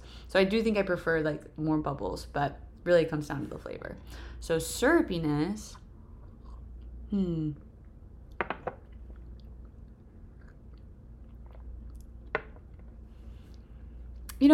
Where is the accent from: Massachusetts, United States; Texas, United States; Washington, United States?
Texas, United States; I grew up in Texas